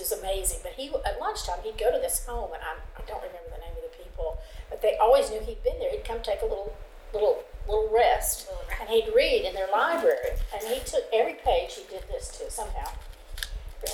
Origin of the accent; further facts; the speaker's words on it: Lakeland, Florida, United States; I grew up in Lakeland